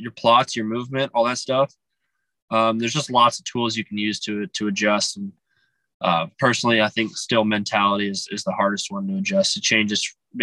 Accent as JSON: {"language": "English", "region": "Arizona", "country": "United States", "tie": "born or raised there", "said": "I grew up in Arizona"}